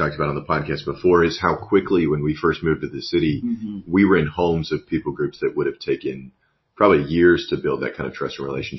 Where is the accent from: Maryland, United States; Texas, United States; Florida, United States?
Texas, United States; Amarillo; moved away; obviously I grew up in Amarillo. You've got a significant refugee population there. You've got a lot of Vietnamese immigrants. You've got a high Hispanic population.